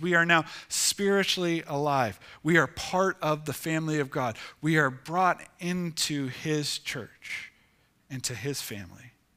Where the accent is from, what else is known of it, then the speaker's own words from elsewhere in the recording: Ohio, United States; moved away; I grew up in Ohio